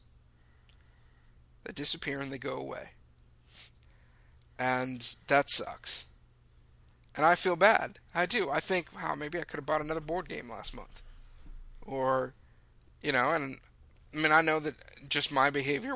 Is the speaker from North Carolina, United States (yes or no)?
no; Lake Forest, California, United States; I grew up in the Saddleback Valley. I grew up in Lake Forest, where Saddleback Church is.